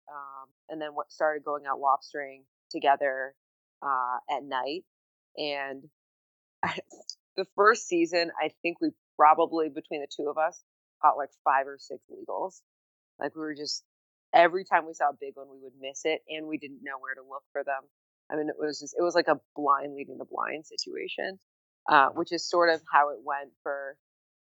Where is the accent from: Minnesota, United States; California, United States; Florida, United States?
California, United States; Bay Area; moved away as an adult; now in San Diego, United States; born and raised in the Bay Area, I moved down to San Diego after grad school